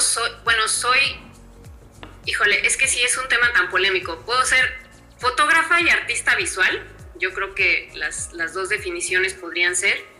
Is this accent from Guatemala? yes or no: no; Mexico; hoy en mi país estoy catalogada como eh, la mujer pionera